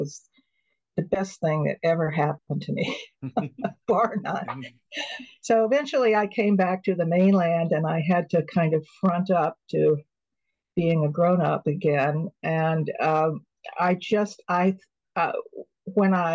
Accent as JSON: {"language": "English", "region": "California", "country": "United States", "also_born_or_lived": "Toronto / Cambridge, Massachusetts / Hawaii", "said": "as a Californian."}